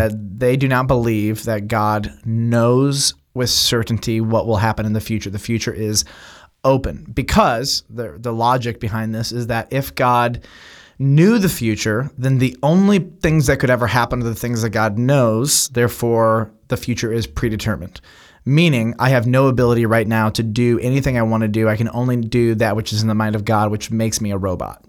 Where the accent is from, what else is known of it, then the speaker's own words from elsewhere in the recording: United States; as an American Westerner